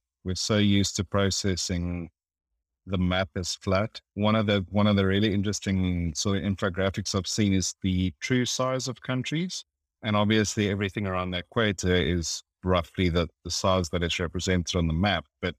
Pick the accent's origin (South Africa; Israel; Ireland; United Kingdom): South Africa; I'm South African